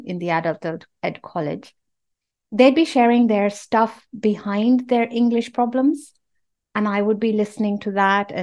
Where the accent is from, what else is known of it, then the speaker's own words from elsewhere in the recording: Nairobi, Kenya; moved away; I'm from Kenya and we used to live in Nairobi and our house was very near one of the big hospitals